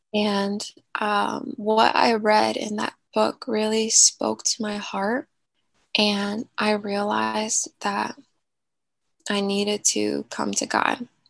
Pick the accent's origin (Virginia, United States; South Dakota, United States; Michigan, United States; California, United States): Virginia, United States; Newport News; moved away as an adult; I am from Newport News, Virginia that is near the coast. So we have some beaches nearby. I was born and raised there, and I didn't leave until I was like a junior in college.